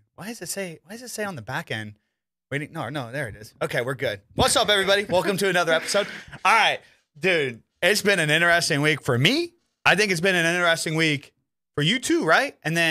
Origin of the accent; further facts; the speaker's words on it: Ohio, United States; Because I'm from Ohio, first and foremost.